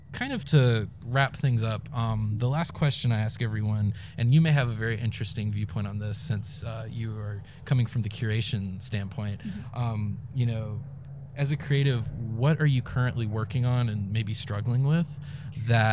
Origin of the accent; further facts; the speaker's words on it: Raleigh, North Carolina, United States; the Raleigh I grew up in is very much gone